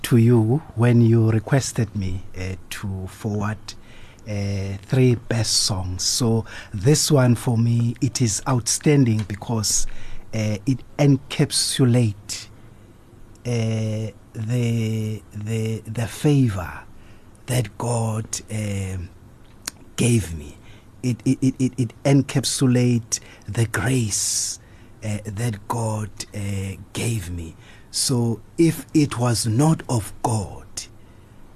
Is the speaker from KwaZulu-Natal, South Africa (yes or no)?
yes; Durban, KwaZulu-Natal, South Africa; 70s when I was growing up at Chesterville. I grew up